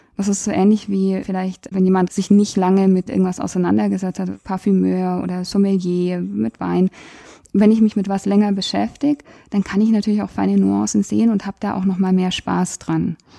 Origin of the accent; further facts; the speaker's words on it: Germany; als Deutsche